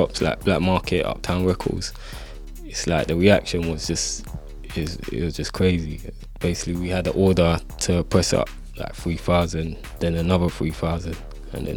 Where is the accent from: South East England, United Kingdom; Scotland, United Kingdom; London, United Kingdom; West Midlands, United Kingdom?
London, United Kingdom; from Northwest London